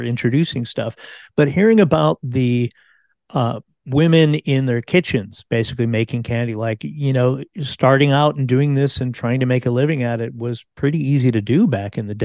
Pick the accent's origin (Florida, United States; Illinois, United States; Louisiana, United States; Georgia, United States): Illinois, United States; Lemont; my hometown of Lamont, Illinois